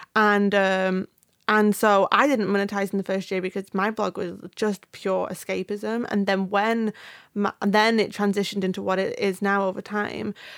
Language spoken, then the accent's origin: English; United Kingdom; I'm British.